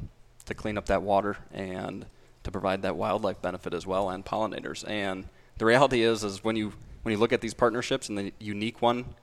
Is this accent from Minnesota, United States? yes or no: yes; Worthington, Minnesota, United States; growing up near Worthington and seeing, you know, I kind of grew up right in the heart of Lake Bella.